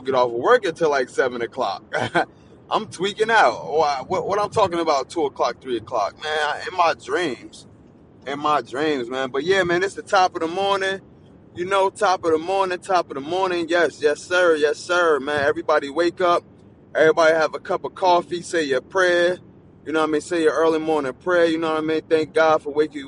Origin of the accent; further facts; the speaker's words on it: New Jersey, United States; Where I'm from New Jersey